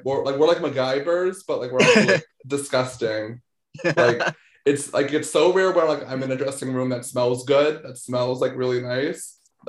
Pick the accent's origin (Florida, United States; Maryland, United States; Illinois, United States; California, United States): Maryland, United States; also born or lived in Baltimore; I grew up in Maryland, but I was in Jersey all the time. My grandma lived in Lakehurst.